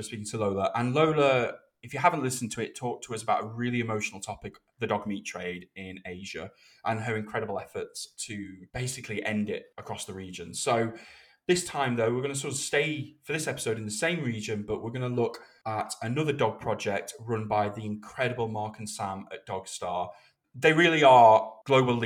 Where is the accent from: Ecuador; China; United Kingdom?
United Kingdom; this is me being British